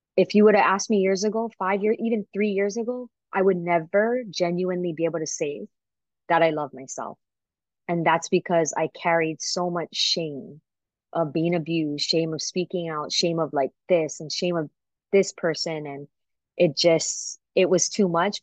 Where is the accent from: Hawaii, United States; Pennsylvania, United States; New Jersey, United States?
Hawaii, United States; Waipahu; growing up in Waipahu in the Pupunohes